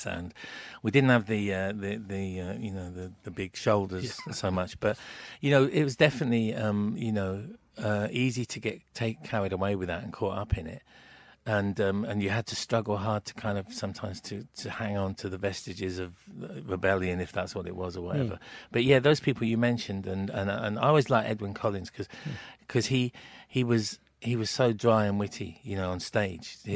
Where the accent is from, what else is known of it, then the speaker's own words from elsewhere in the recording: King's Lynn, East of England, United Kingdom; where I grew up in Kings Lynn in the sort of mid-70s was like a bit of a soul town